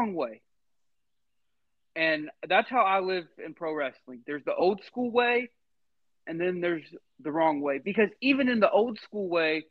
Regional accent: the South, United States; Growing up in the South

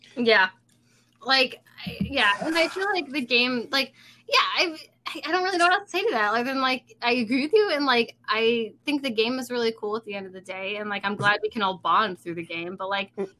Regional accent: Rochester, New York, United States; also born or lived in Indiana; I'm from New York. I'm from the Rochester area

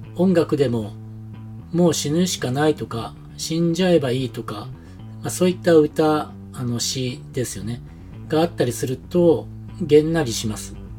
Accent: Japan; moved away as an adult; now in New Zealand; 日本で生まれ育った僕

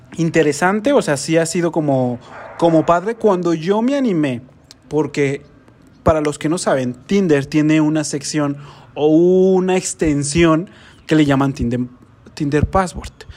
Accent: Guadalajara, Jalisco, Mexico; De Guadalajara

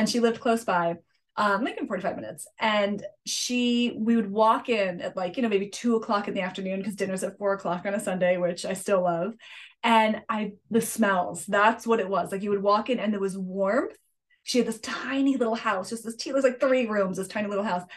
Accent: Litchfield, Connecticut, United States; So I grew up in Connecticut, in the Northwest Hills of Connecticut, a little town called Litchfield.

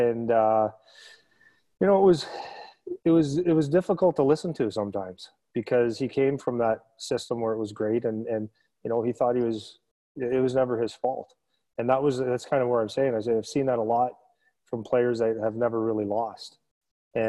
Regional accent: Sudbury, Ontario, Canada; I come from Sudbury

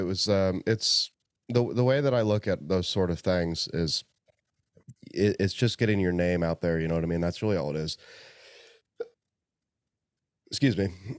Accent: Indiana, United States; one of my most favorite people is in my home state and on the way home to see my parents. So, you know, Indiana.

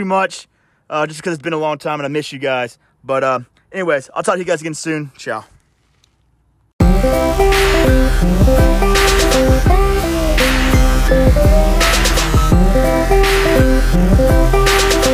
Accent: New York, United States; I'm from New York

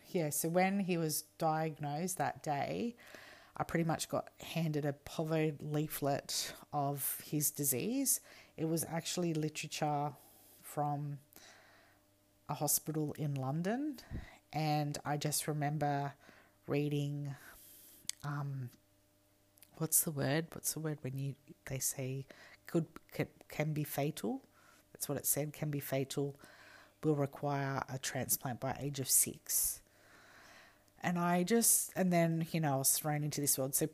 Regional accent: New South Wales, Australia; also born or lived in Perth / Alice Springs; We just moved from Perth to Alice, and we are from New South Wales, so we have been flying around and all that stuff.

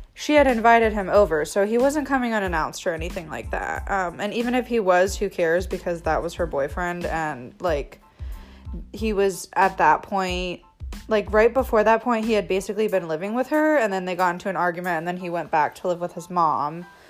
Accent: United States; I'm from the United States

